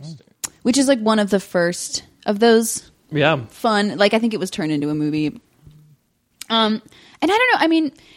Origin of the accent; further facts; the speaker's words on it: England, United Kingdom; moved away; we grew up in England